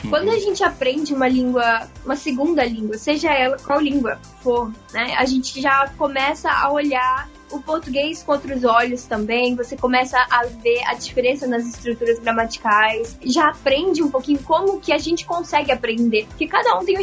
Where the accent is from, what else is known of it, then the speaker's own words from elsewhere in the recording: Rio de Janeiro, Brazil; moved away as an adult; now in Japan; Eu nasci na cidade do Rio de Janeiro e já muito pequenininha eu fui pro interior do Rio, né, onde eu fui criada.